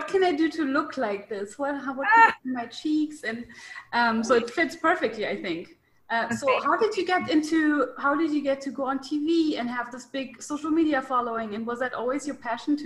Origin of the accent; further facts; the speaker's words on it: Germany; I'm from Germany.